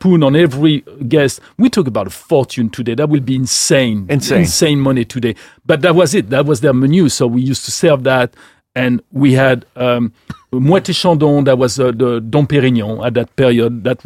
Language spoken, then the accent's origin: English; Gien, Centre-Val de Loire, France; moved away as an adult; also born or lived in Paris; we moved to the center of France, which is like the Loire region